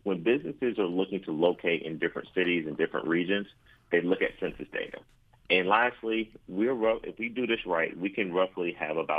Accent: Athens, Georgia, United States; growing up in Athens over in Davis Estates, I remember my mom filling out her census form

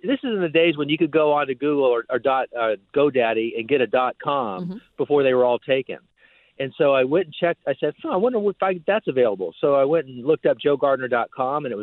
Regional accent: Miami, Florida, United States; when I was 8 years old growing up in Miami.

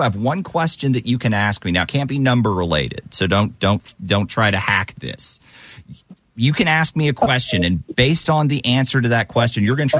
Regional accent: Bryan, Texas, United States; I was born in Bryan, Texas.

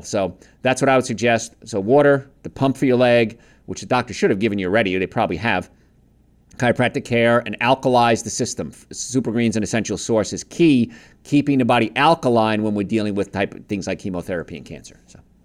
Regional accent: New York, United States; accent: New York; I'm from New York

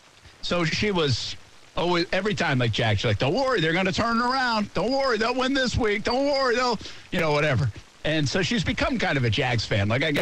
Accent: Rhode Island, United States

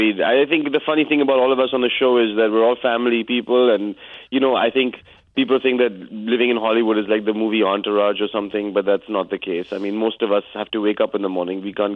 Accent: India; moved away as an adult; now in United States; I'm Indian.

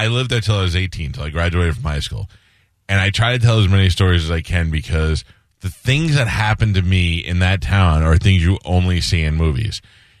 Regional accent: New York City, New York, United States; I grew up in Newdorp

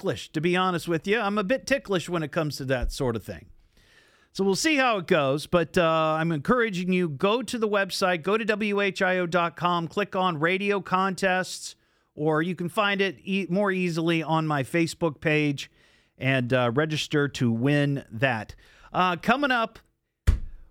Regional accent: Beavercreek, Ohio, United States; Beaver Creek, my hometown

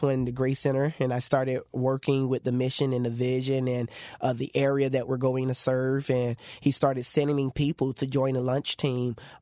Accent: Davie, Florida, United States; Alpine, a community that I grew up in Davie

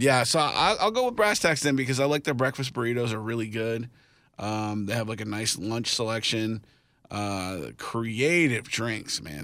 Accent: Kansas City, United States; moved away; I'm from Kansas City

